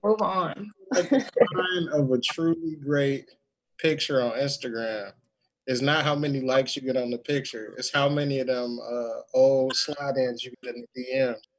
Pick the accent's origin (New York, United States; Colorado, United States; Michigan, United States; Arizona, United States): Michigan, United States; Detroit; now in Texas, United States; I'm from Detroit, currently living in Texas